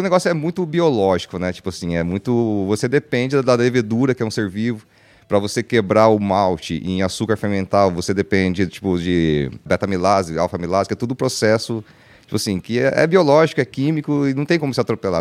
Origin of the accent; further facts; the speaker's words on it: Brazil; also born or lived in Vancouver; a gente cresceu, né, sabendo no Brasil